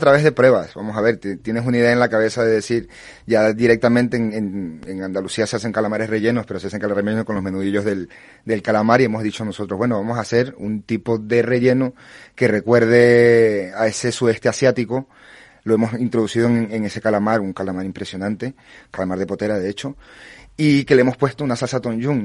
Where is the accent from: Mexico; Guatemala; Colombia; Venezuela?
Venezuela; now in Tarifa, Spain; En mi caso yo soy venezolano